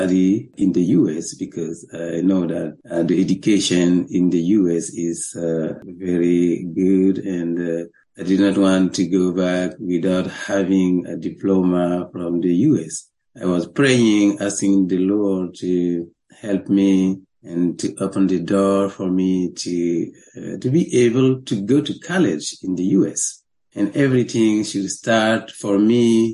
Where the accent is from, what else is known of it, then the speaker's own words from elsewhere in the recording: Burkina Faso; English is a second language; moved away as an adult; now in New York, United States; I was born in 1973 in Burkina Faso